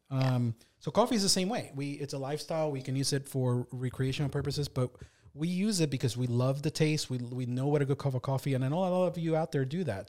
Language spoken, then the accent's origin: English; Puerto Rico; now in Delaware, United States; the stuff I grew up with in Puerto Rico